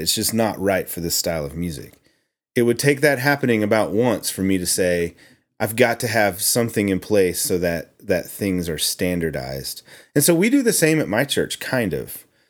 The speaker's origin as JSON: {"language": "English", "region": "Oklahoma", "country": "United States", "tie": "born or raised there", "said": "I grew up in Oklahoma"}